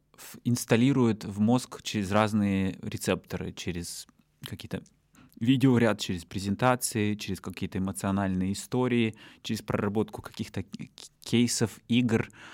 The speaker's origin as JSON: {"language": "Russian", "country": "Russia", "also_born_or_lived": "Yekaterinburg", "said": "Из России я был один"}